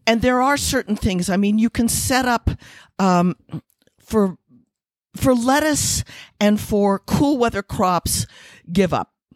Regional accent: Missouri, United States; moved away; also born or lived in Taos, New Mexico; I'm from Missouri

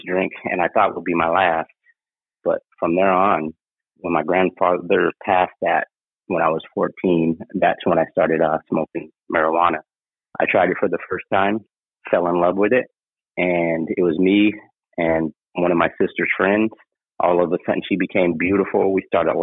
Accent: Anchorage, Alaska, United States; also born or lived in California; Born and raised in Anchorage, Alaska. Lived up here most all my life.

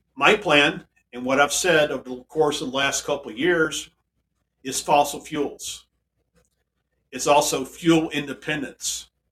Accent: DeSoto, United States; Here in my hometown, here in DeSoto, and we're, we are a town of a few thousand people.

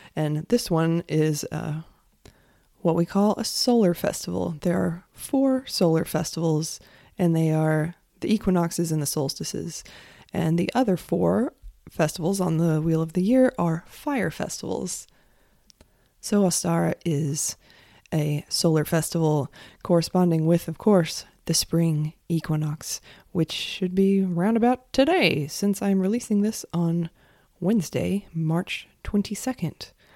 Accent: United States; As an American

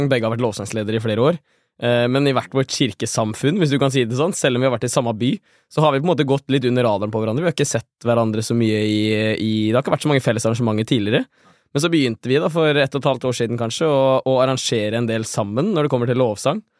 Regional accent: Smögen, Västra Götaland, Sweden; Norwegian is a second language; now in Norway; jeg kommer fra Smøgen i Sverige og er 22 år.

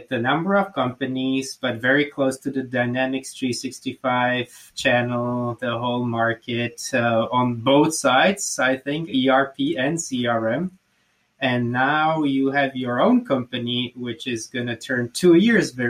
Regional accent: Slovakia; first language Slovak; English is a second language; because in my mother tongue, which is Slovak, Ludia means people

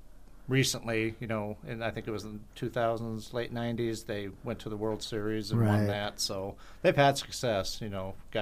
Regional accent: San Diego, California, United States; moved away as an adult; now in Caldwell, United States; I'm originally from San Diego. Played high school, junior college down there

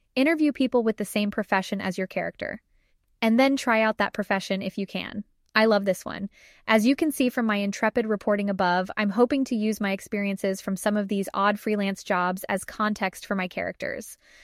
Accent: Arizona, United States; moved away; I made the trek back to middle of nowhere, Arizona

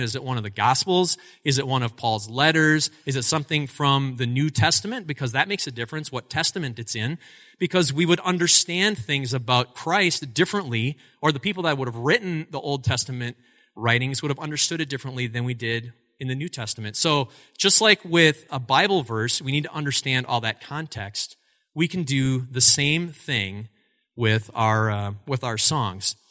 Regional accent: Altoona, Wisconsin, United States; also born or lived in Eau Claire, Wisconsin; I grew up in Altoona, Wisconsin, which is right next door. It's a sister city to us here in Eau Claire

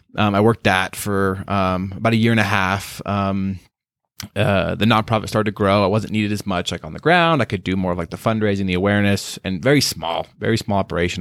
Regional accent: Star Valley, Wyoming, United States; moved away as an adult; also born or lived in Dominican Republic; now in Utah, United States; I grew up in Wyoming, um, very small town person, grew up just very sheltered life, very, uh, good life in just the, in Star Valley, Wyoming, that's where I'm from

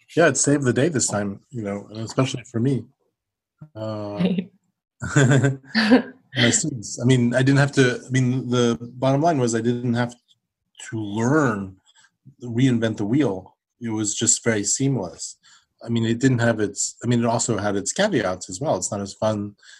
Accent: New York, United States; now in Norfolk, United States; I grew up in New York, but I went to a, a French lycée until I was about 16

